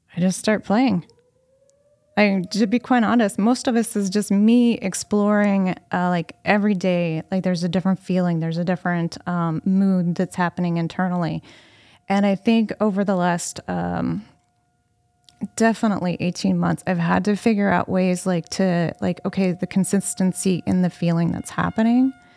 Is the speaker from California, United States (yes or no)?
no; Anna, Illinois, United States; I have lived in Anna nearly my entire life